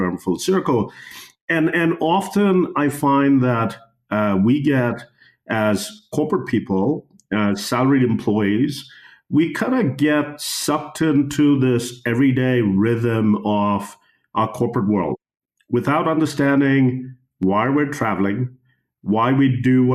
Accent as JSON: {"language": "English", "country": "United States", "tie": "born or raised there", "also_born_or_lived": "Mumbai, India", "moved": "as an adult", "lives_now": "Kenya", "said": "I was born in Bombay, grew up in the States"}